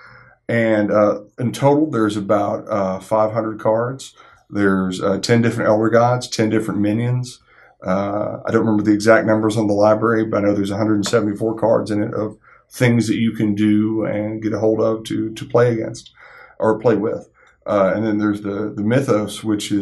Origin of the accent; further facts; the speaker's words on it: Shreveport, Louisiana, United States; now in Memphis, United States; However, I came from Shreveport, Louisiana originally